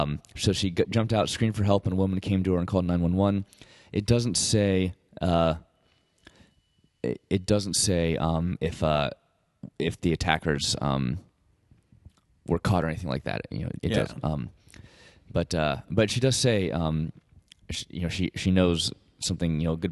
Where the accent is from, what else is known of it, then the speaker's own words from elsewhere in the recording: Columbia, South Carolina, United States; Columbia, South Carolina, my hometown, actually.